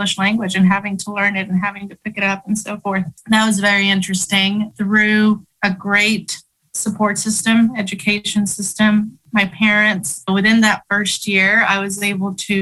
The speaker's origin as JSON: {"language": "English", "town": "Oklahoma City", "region": "Oklahoma", "country": "United States", "tie": "born or raised there", "also_born_or_lived": "Chihuahua, Mexico", "second_language": "English", "lives_now": "Norman, United States", "said": "I grew up in South Oklahoma City. I came from Chihuahua, Mexico with my family at the age of 7."}